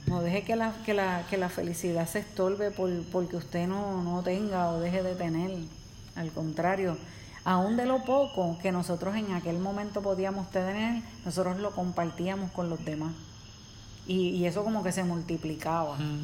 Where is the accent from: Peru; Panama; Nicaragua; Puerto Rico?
Puerto Rico; nosotros somos de Puerto Rico y hace mm, dos años nosotros estuvimos, pasamos por el huracán María. Y pues uno vive aquí